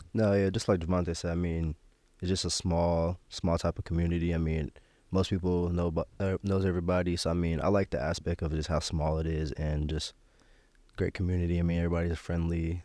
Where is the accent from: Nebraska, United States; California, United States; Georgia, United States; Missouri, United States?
Nebraska, United States; Omaha; my parents raised me there. Like you said, I lived there my whole life